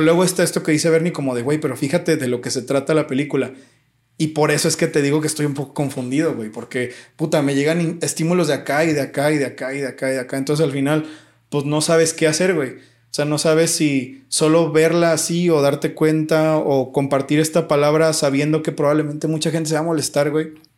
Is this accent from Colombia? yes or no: no; Mexico; yo soy mexicano